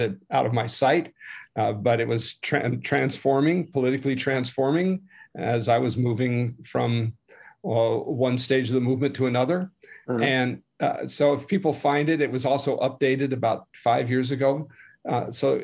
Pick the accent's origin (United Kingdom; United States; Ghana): United States; Southern California; I grew up in Southern California